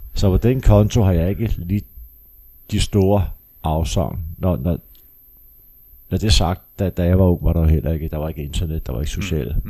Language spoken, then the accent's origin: Danish; Copenhagen, Capital Region of Denmark, Denmark; jeg kommer fra Amager